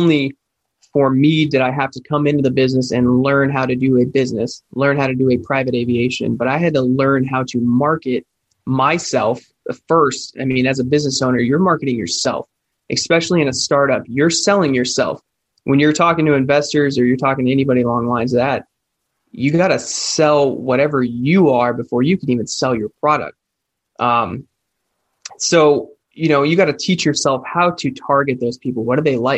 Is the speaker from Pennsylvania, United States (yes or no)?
no; Florida, United States; I grew up here. I grew up here in Florida